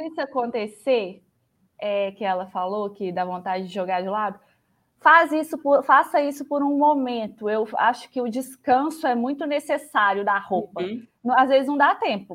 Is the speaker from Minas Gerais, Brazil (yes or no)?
yes; Belo Horizonte, Minas Gerais, Brazil; accent: mineiro; Eu sou de BH, sotaque mineiro não, deixa, não me deixa mentir